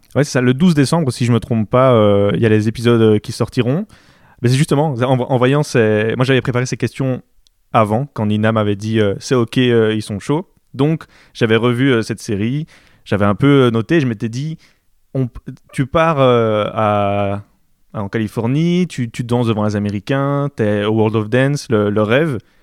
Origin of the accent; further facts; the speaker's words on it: Belgium; je suis belge, et moi j'habite, en Belgique